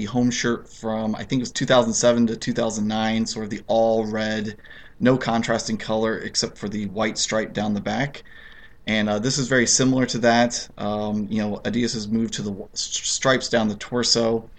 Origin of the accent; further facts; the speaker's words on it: United States; as an American